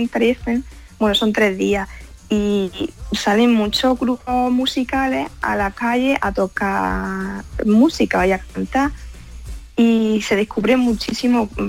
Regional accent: Spain; accent: Spanish; now in Germany; pues que todavía tengo el acento español, no me lo llego a quitar

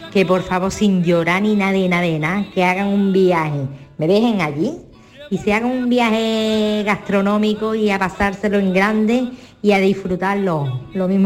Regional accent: Málaga, Andalusia, Spain; de Málaga.

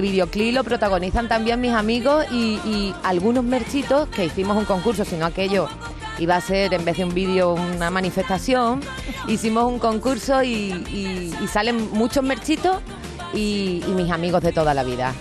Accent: Cádiz, Andalusia, Spain; moved away; volver a mi tierra, ver a mis vecinos

